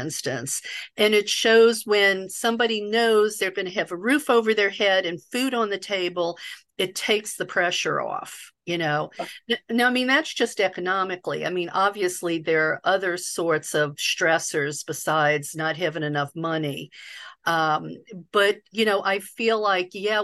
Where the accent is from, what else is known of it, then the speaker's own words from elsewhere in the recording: the South, United States; the welfare queen stereotype that I grew up with in the South